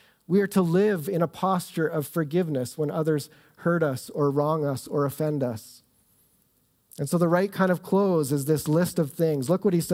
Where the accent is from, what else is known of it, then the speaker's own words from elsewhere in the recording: Southern Ontario, Canada; moved away as an adult; also born or lived in Ottawa; now in Calgary, Canada; I grew up in Southern Ontario